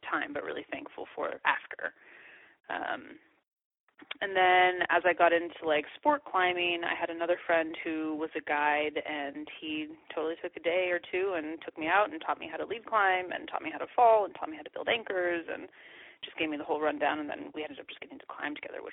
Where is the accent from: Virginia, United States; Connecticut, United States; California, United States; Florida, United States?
California, United States; I'm from California